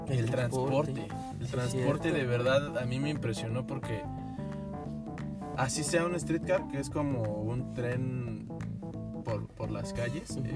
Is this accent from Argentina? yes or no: no; Mexico; now in Canada; Y nosotros como mexicanos podemos, pero nada más creo